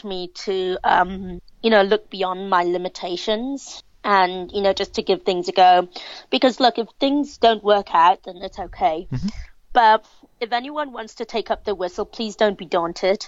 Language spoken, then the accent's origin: English; Hong Kong; I'm from Hong Kong.